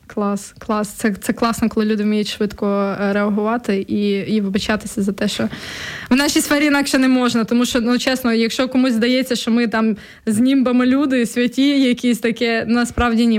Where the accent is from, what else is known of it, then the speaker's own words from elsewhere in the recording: Volhynia, Volyn Oblast, Ukraine; moved away; я з Волині родом, і коли я приїжджаю на батьківщину, і там, особливо в селище своє, де я виросла